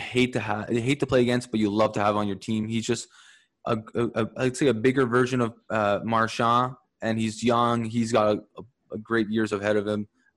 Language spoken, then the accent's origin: English; Montreal, Quebec, Canada; I'm from Montreal